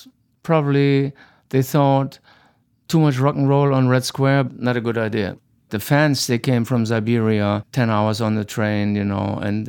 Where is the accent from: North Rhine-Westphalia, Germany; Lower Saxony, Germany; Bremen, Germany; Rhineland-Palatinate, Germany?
Lower Saxony, Germany; Hanover; English is a second language; growing up in West Germany.